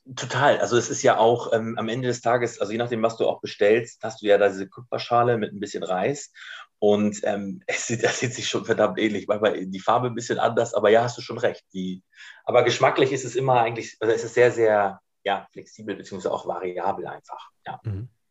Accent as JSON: {"language": "German", "town": "Ratzeburg", "region": "Schleswig-Holstein", "country": "Germany", "tie": "born or raised there", "also_born_or_lived": "Bad Oldesloe", "moved": "yes", "said": "Ich bin hier oben quasi geboren in Bad Oldesloe, ähm, genau, und bin hier oben auch groß geworden in der Nähe von Ratzeburg"}